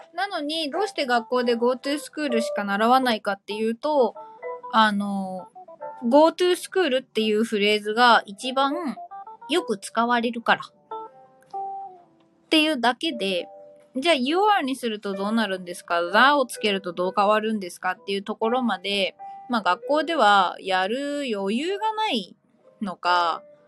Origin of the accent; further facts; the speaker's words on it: Kanto, Japan; 若干田舎気味の関東生まれ、関東育ちなので